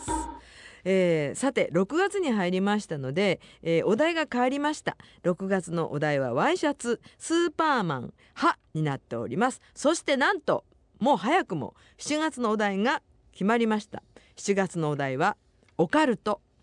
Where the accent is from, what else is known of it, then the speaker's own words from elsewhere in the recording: Nagasaki, Japan; accent: Nagasaki dialect; 長崎に私がいる時は長崎弁しか喋らない